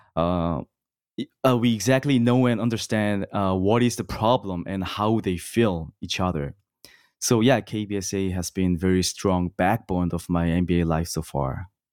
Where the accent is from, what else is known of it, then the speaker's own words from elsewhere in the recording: South Korea; moved away as an adult; now in Los Angeles, United States; born and raised in Korea South in my whole life